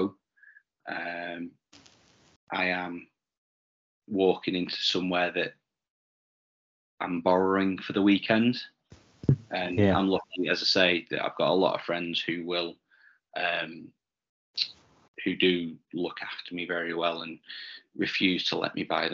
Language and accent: English; the Northwest, North West England, United Kingdom; growing up in the Northwest